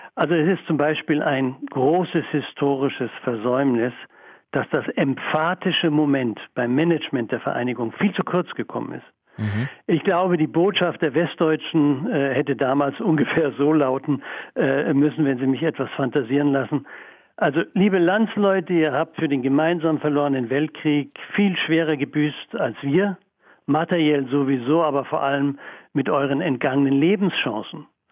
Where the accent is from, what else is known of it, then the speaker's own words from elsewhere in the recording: Mecklenburg-Vorpommern, Germany; moved away; also born or lived in Saxony / Munich; Ich komme ja aus dem Osten, bin in Sachsen geboren, in Mecklenburg aufgewachsen